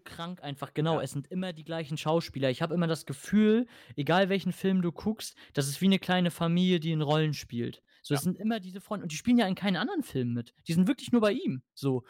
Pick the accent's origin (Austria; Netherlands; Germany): Germany; accent: French; ich bin Deutscher